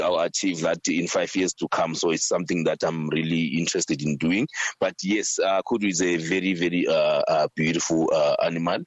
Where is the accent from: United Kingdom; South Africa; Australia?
South Africa; When I was growing up, when I was a youngster, because, you know, in rural areas, we didn't have the butcheries and the stuff.